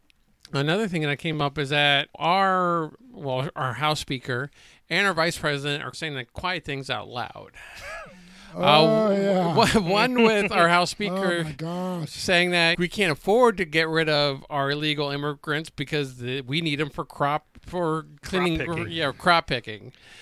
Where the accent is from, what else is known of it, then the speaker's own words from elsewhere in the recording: New Jersey, United States; where I grew up in Jersey, and a lot of the time, you as well, you're connected with your church.